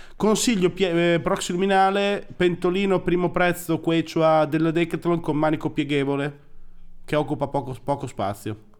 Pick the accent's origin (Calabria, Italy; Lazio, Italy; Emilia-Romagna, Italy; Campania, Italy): Emilia-Romagna, Italy; adesso noi siamo romagnoli